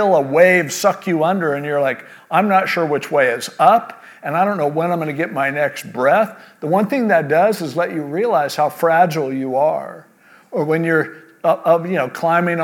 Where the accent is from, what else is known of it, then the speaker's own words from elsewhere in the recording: California, United States; born and raised in California like me